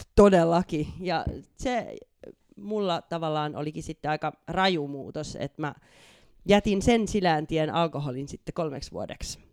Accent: Hanko, Uusimaa, Finland; moved away as an adult; also born or lived in Budapest, Hungary / Copenhagen, Denmark / Germany / Sweden; now in Spain; alkuperäisesti ihan Hangosta, sieltä merenrannalta lähdin tuossa muutama vuosi sitten

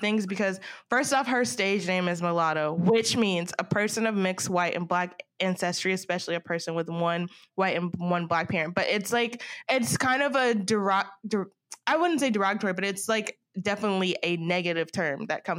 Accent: the South, United States; I'm from the South, so I'm just like, I just want to root for her so bad

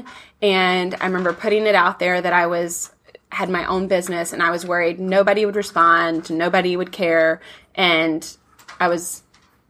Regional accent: Alabama, United States; I grew up in Alabama

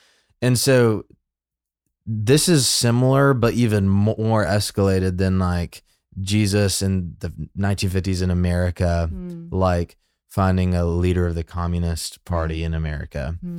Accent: Birmingham, Alabama, United States; But, you know, I grew up in like in Birmingham. So like red, white, and blue, God's country, like American Christianity.

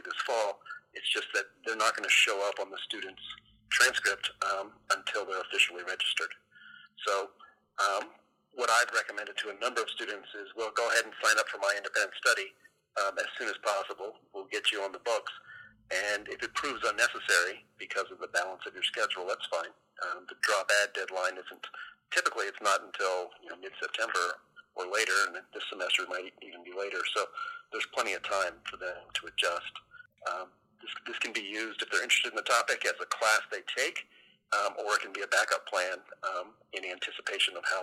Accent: United States; as an American

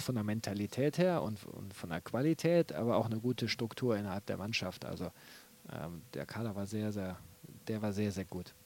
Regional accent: North Rhine-Westphalia, Germany; moved away; also born or lived in Bremen / Aachen / Leverkusen; ich bin ja Westfale

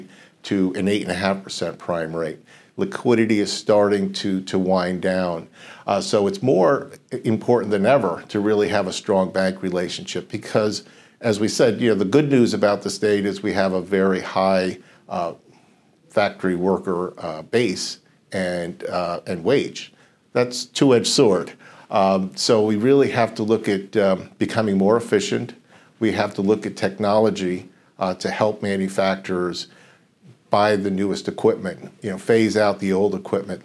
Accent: New York, United States; now in Connecticut, United States; Originally, born and raised in New York, but that was a long time ago

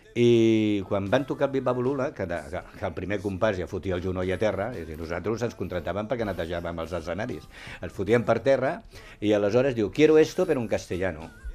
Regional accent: Barcelona, Catalonia, Spain; jo soc de la Barceloneta, tio, sí, i allí en sí. parlem un català, m'entén, català flight

